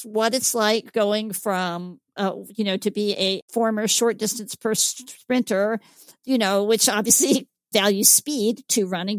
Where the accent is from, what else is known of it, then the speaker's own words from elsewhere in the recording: Georgia, United States; I am born and raised in Georgia, and I'm also of Northern European stock that heats easily, overheats easily.